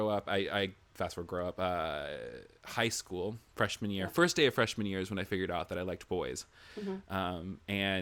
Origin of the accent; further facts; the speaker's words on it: the South, United States; I'm from the South